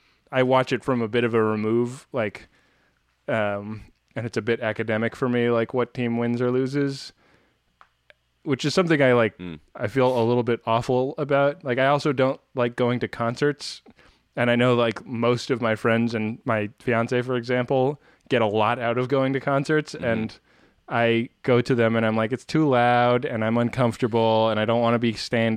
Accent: California, United States; I grew up in the Bay Area, and when I was a kid, the 49ers like pretty routinely won the Super Bowl

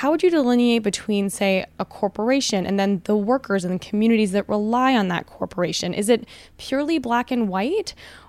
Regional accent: Canada; moved away; I'm Canadian, you know, so when I go back home

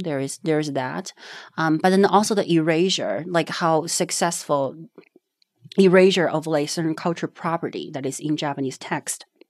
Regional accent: Panzhihua, Sichuan, China; English is a second language; moved away; born and raised in China. It's a very small town called Panzhihua

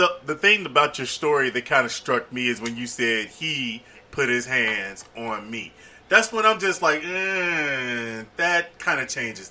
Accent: Cincinnati, Ohio, United States; also born or lived in Tuskegee, Alabama; I'm born and raised in Cincinnati

